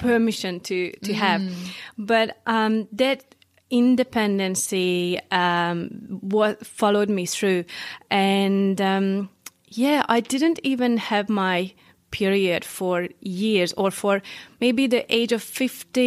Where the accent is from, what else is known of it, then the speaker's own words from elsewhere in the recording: northeast Hungary, Hungary; English is a second language; moved away as an adult; now in New Zealand; the place I grew up, it's like northeast Hungary